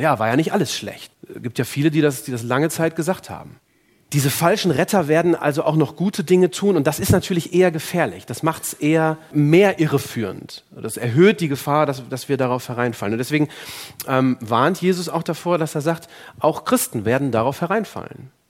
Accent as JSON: {"language": "German", "country": "Germany", "said": "bei uns in Deutschland"}